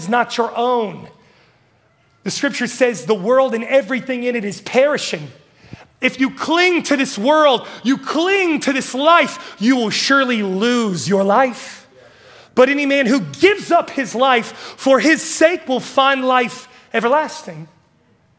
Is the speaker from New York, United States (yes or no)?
no; West Virginia, United States; moved away as an adult; I'm from West Virginia